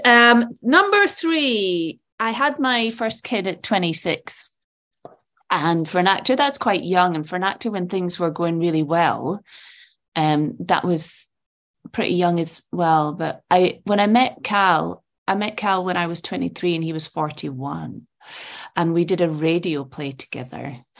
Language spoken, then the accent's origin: English; Edinburgh, Scotland, United Kingdom; also born or lived in Malaysia / Saudi Arabia; I grew up in Portobello, which is Edinburgh's seaside